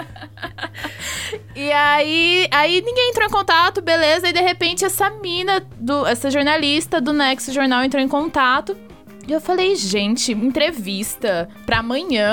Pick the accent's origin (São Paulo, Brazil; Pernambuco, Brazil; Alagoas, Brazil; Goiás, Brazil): São Paulo, Brazil; Fernandópolis; moved away as an adult; now in São Paulo, Brazil; Lá na minha cidade, é uma cidade de 60 mil habitantes, é Fernandópolis, interior de São Paulo